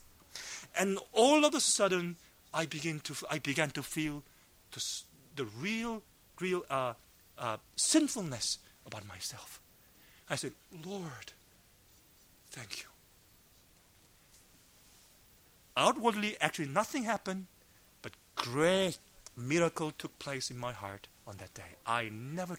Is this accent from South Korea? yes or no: yes; South Korea; moved away as an adult; also born or lived in Los Angeles / Georgia; I was brought up in Korea as a macho man.